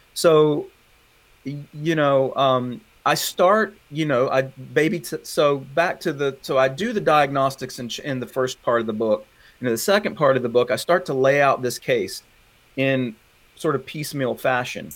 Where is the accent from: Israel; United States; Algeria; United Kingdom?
United States; the South; accent: southern; it's why I sound funny, because I'm from the South. I can't shake it